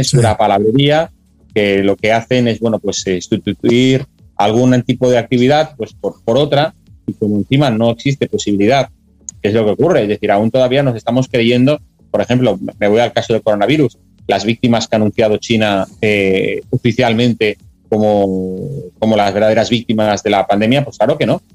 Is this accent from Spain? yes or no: yes; Spain; como español